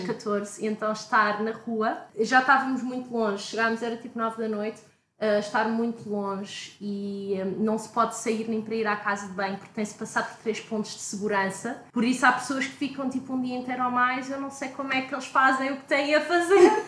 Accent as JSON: {"language": "Portuguese", "country": "Portugal", "moved": "yes", "said": "sou de Portugal"}